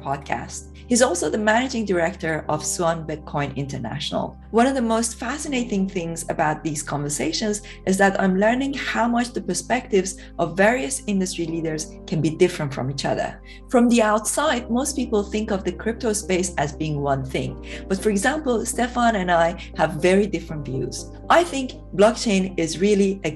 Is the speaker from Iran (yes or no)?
yes; Iran; now in United Kingdom; I come from Iran originally